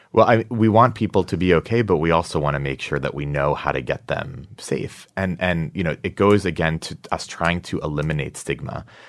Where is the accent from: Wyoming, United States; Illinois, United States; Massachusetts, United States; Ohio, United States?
Massachusetts, United States; now in New York, United States; I'm from Massachusetts